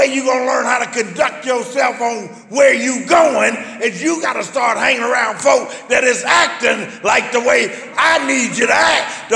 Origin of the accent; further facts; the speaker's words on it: United States; I knew I was an American